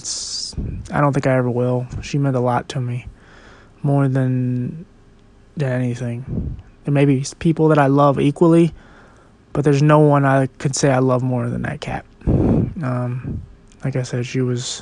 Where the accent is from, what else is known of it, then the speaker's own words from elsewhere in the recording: Philadelphia, Pennsylvania, United States; moved away as an adult; now in Williamsport, United States; I was born in Williamsport, Pennsylvania. And as I said, I lived in Philadelphia for about 22, 23 years.